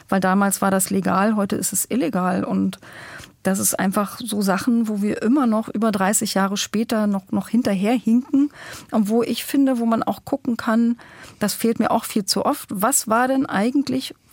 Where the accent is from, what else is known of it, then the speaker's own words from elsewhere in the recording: Brandenburg, Germany; Aber in Brandenburg, wo ich herkomme, da ist halt der Gauland unterwegs und der Kalbitz.